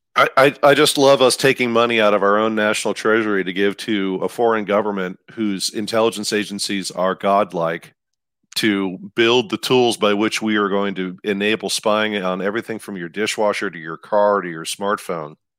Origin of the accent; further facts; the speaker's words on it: Midwest, United States; I'm from the Midwest